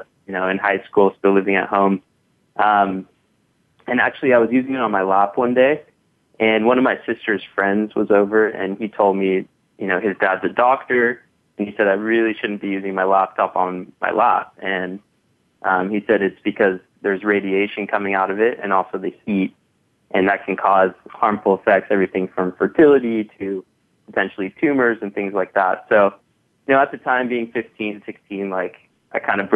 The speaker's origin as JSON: {"language": "English", "town": "San Diego", "region": "California", "country": "United States", "tie": "born or raised there", "also_born_or_lived": "South Africa", "said": "Actually born in South Africa, raised in San Diego, in California"}